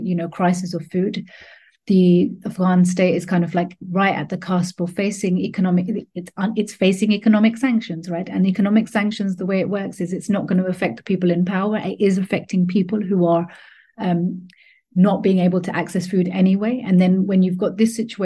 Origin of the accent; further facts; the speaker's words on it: London, United Kingdom; also born or lived in Pakistan; I've been living in the UK and in London, I'm quite happy to say I'm from London.